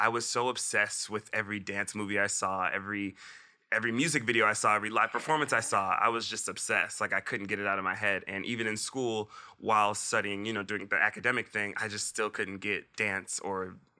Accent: Miami, Florida, United States; born there; I was born in Miami, Florida, and my family is all in Florida.

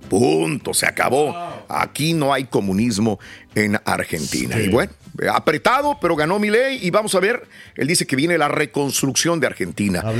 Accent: El Salvador; La que se fijado en El Salvador. Somos salvadoreños, se nos había olvidado por 30 años, bendito.

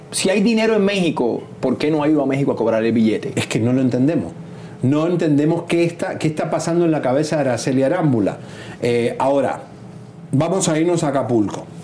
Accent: Spain; Le agradecemos igual, como española, que tenga solidaridad con el pueblo mexicano.

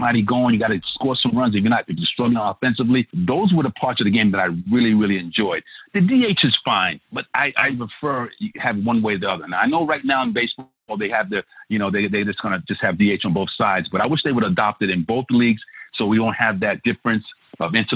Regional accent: New York City, New York, United States; I grew up in Brownsville, Brooklyn

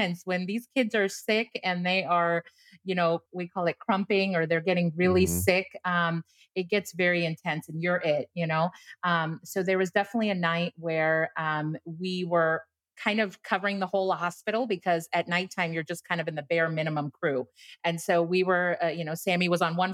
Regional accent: Houston, Texas, United States; I grew up in Houston for most of my like high school, middle school. So my family's from here

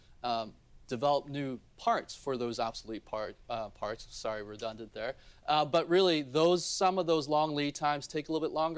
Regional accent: Baltimore, Maryland, United States; also born or lived in South Korea; I grew up in Baltimore

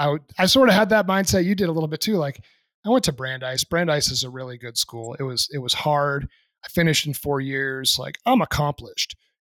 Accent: New England, United States; I'm a country kid myself. Yeah, granted, I'm from New England, but there's plenty of country out there too. I was from the middle of nowhere and very blue collar.

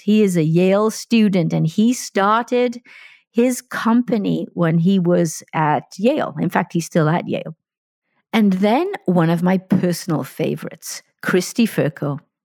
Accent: Wales, United Kingdom; moved away; I'm talking to you from Wales, my home country

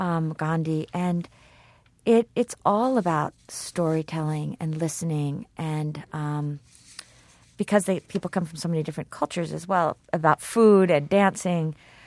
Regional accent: Kenya; English is a second language; And as a Kenyan, I can't even understand that.

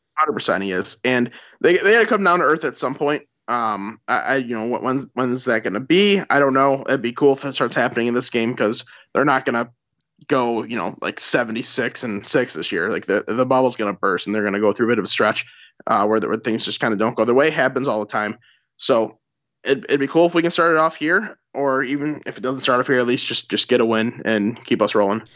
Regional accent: Michigan, United States; accent: Midwestern; We're, we're literally from Michigan. You, you, we're, we're not from anywhere else.

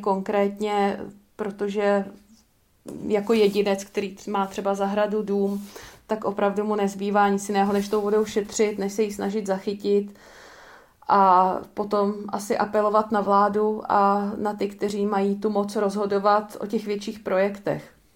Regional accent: Czechia; my jako Češi

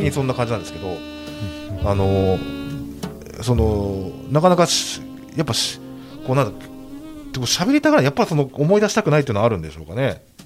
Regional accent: Hokkaido, Japan; 僕北海道ですけど

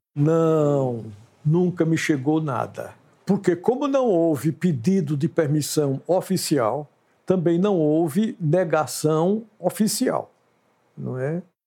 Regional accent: Santana do Ipanema, Alagoas, Brazil; now in Maceió, Brazil; Eu sou alagoano, de Santana do Ipanema

